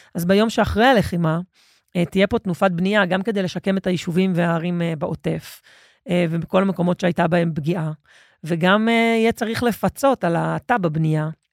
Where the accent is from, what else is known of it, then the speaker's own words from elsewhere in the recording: Israel; אנחנו כישראלים